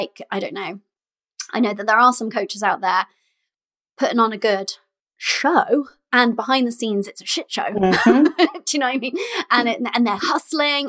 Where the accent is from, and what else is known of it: United Kingdom